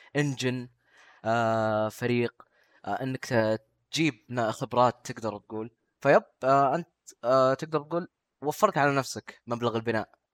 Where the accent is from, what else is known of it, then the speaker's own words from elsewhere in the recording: Saudi Arabia; عندنا في السعوديه